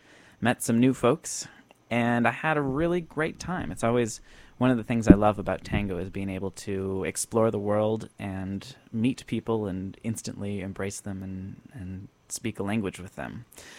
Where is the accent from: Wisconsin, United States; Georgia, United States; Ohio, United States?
Wisconsin, United States; Viroqua; moved away; also born or lived in Madison, Wisconsin; my hometown of Viroqua, Wisconsin